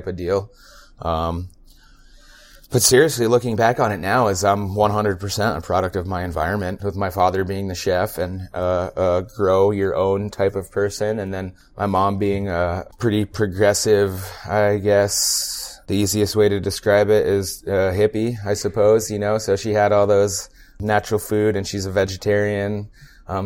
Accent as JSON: {"language": "English", "region": "northern New York State", "country": "United States", "tie": "born or raised there", "also_born_or_lived": "Nyack, New York / Tupper Lake, New York", "moved": "yes", "said": "I grew up in New York State. I was born in a suburb of Manhattan, Nyack. My parents moved up north when I was 2, right on the Canadian border."}